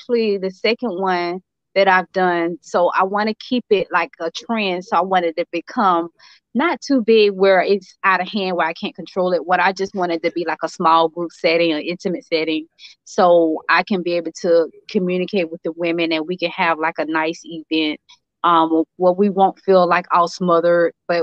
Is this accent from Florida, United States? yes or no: yes; Jacksonville, Florida, United States; I'm from Jacksonville, Florida.